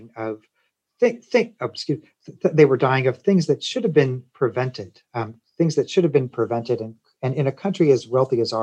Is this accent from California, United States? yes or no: no; Kansas City, Missouri, United States; now in Tennessee, United States; I grew up in Kansas City, Missouri